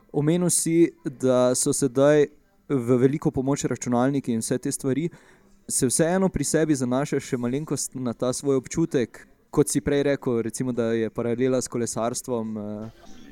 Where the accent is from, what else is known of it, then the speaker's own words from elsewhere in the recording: Maribor, Slovenia; smo oba iz Maribora